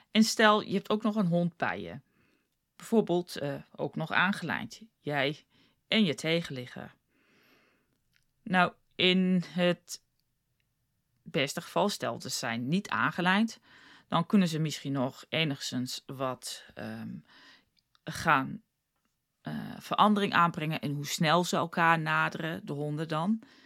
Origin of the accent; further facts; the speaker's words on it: South Africa; moved away as an adult; also born or lived in The Hague, Netherlands; now in Netherlands; ik heb toen heel lang woonde ik in Zuid-Afrika. Ik kon wel Nederlands spreken, maar dat was natuurlijk niet heel goed. Want ik was een jaartje of 6, 7, 8 toen ik naar Zuid-Afrika ging.